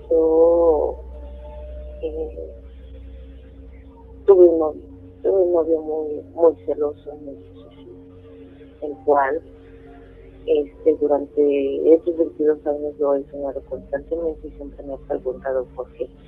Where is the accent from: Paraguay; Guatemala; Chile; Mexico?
Mexico; State of Mexico; born or raised there